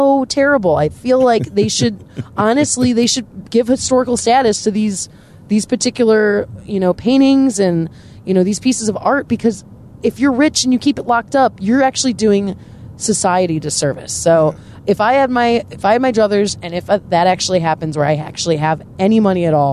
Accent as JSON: {"language": "English", "town": "Des Plaines", "region": "Illinois", "country": "United States", "tie": "born or raised there", "also_born_or_lived": "Chicago, Illinois", "moved": "yes", "lives_now": "San Diego, United States", "said": "I'm originally from Chicago, like born and raised"}